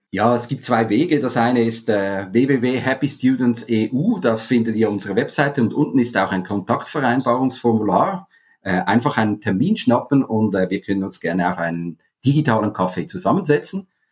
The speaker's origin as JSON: {"language": "German", "region": "Zurich", "country": "Switzerland", "also_born_or_lived": "Spain", "moved": "as an adult", "said": "Ich habe viele Jahre im Ausland gelebt, ich komme aus Zürich, bin jetzt seit mittlerweile zehn Jahren auch zurück"}